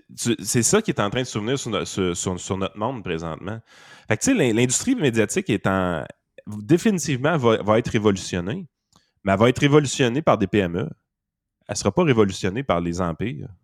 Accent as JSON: {"language": "French", "region": "Quebec", "country": "Canada"}